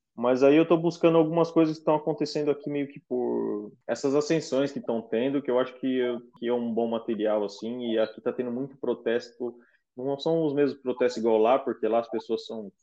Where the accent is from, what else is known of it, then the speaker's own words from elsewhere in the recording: Brazil; moved away; ser brasileiro aqui fora